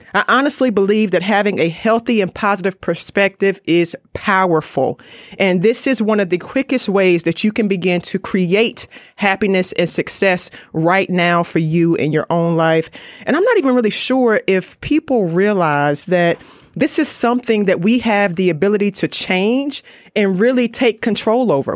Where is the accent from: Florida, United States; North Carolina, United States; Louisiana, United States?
North Carolina, United States; Raleigh; I'm from Raleigh, North Carolina